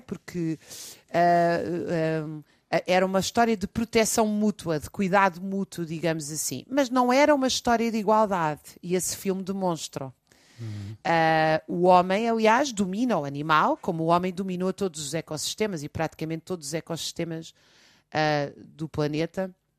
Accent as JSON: {"language": "Portuguese", "region": "Lisbon", "country": "Portugal", "tie": "born or raised there", "said": "Eu já sempre nasci, vivi em Lisboa"}